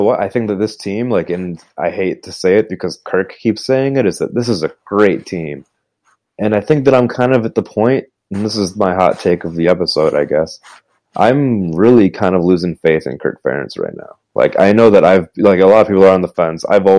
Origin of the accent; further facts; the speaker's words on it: Illinois, United States; I'm from Illinois.